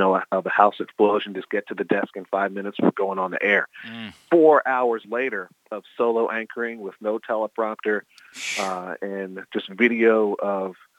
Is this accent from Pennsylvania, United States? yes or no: yes; Philadelphia, Pennsylvania, United States; I grew up in the Philadelphia market